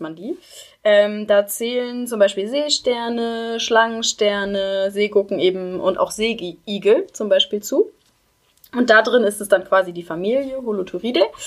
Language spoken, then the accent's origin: German; Schleswig-Holstein, Germany; also born or lived in Oldenburg; now in Kiel, Germany; Ich komme auch ursprünglich aus Schleswig-Holstein